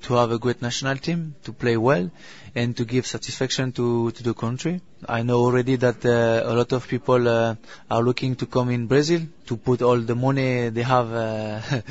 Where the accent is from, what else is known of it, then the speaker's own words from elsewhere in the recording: France; English is a second language; also born or lived in Saint-Etienne / Liverpool / Greece / Valenciennes; I think I was born in France. I live all my life in France